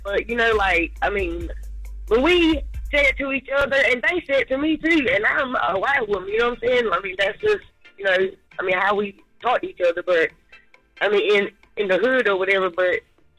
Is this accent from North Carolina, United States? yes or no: yes; North Carolina, United States; also born or lived in Baltimore, United States; Yeah, I'm originally from Baltimore, but, you know, I mean, I was raised in North Carolina.